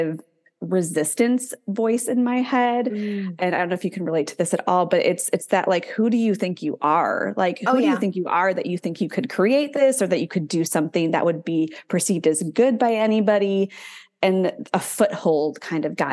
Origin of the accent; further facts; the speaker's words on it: north of Chicago, Illinois, United States; moved away as an adult; also born or lived in Southern Alabama; I didn't know anybody in the military growing up. I'm from north of Chicago